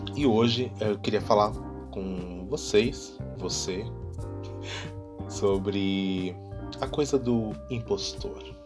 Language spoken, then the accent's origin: Portuguese; Brazil; now in Germany; sou brasileiro